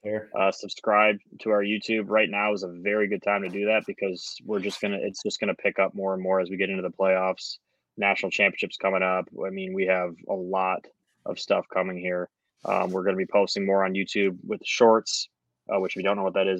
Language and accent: English; Detroit, Michigan, United States; I'm from Detroit